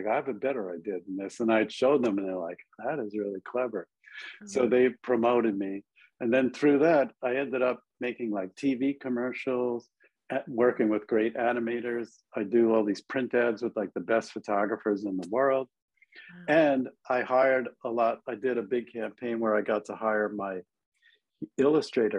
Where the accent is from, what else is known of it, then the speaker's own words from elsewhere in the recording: Long Island, New York, United States; moved away as an adult; also born or lived in Buffalo, New York / Manhattan, New York; I grew up on Long Island